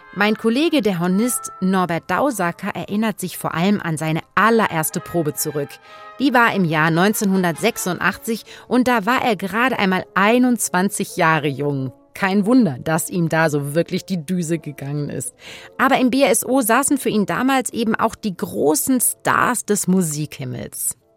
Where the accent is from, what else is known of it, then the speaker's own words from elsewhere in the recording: Saarbrücken, Saarland, Germany; moved away as an adult; also born or lived in Cologne; now in Munich, Germany; Ich komme aus der Saarbrücken äh, ich habe dort auch gelebt, in Köln studiert